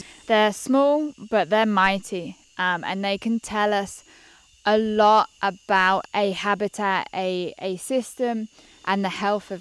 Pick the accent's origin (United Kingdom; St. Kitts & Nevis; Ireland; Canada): United Kingdom; moved away as an adult; now in Costa Rica; being British